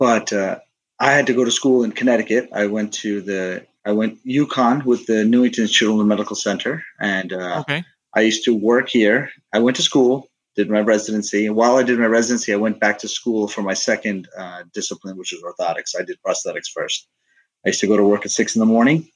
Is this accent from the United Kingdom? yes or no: no; South India, India; moved away; I'm Indian born. I'm from South India.